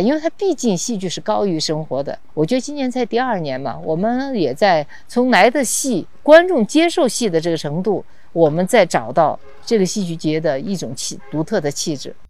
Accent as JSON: {"language": "Chinese", "town": "Xichang", "region": "Sichuan", "country": "China", "tie": "born or raised there", "moved": "as an adult", "lives_now": "Chengdu, China", "said": "所以所有的其实很年轻的记忆，成长的记忆都在这儿"}